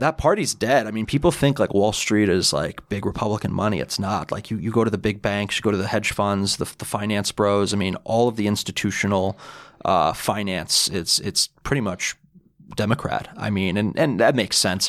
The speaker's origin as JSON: {"language": "English", "town": "New York City", "region": "New York", "country": "United States", "tie": "born or raised there", "said": "I'm originally from Bayside in Queens."}